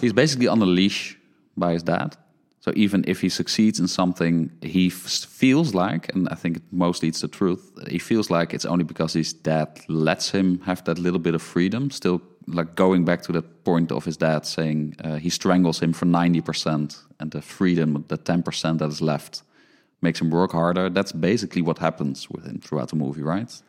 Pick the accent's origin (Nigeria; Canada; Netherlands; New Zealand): Netherlands; born or raised there